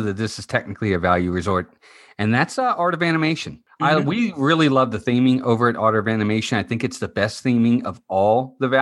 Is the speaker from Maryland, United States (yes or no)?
yes; Maryland, United States; moved away as an adult; now in Florida, United States; We're actually from Maryland